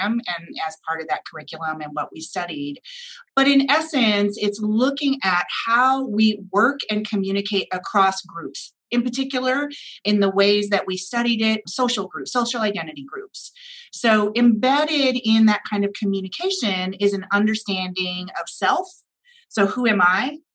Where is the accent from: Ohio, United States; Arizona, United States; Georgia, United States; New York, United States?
Arizona, United States; Tucson; I actually was born in Tucson, Arizona. And I went to the University of Arizona. Here I got my degrees